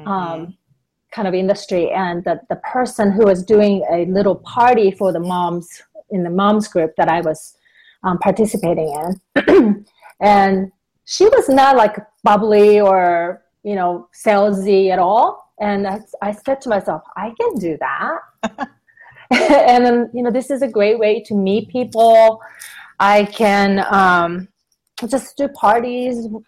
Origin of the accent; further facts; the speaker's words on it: Japan; also born or lived in Southern California; now in Western Colorado, United States; I'm originally from Japan